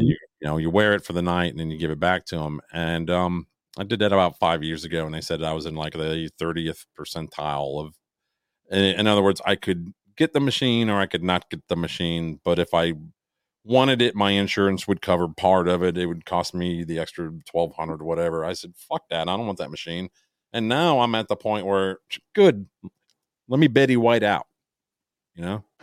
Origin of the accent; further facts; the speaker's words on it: Chicago, Illinois, United States; I'm from the Chicago area